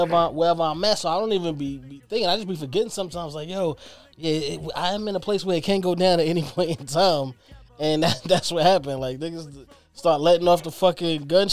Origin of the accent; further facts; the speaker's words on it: New York City, New York, United States; growing up in Brooklyn